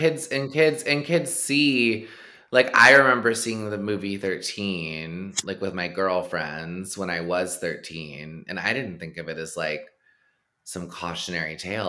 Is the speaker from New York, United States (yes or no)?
no; Texas, United States; moved away; I grew up in really conservative uh-huh. shithole Texas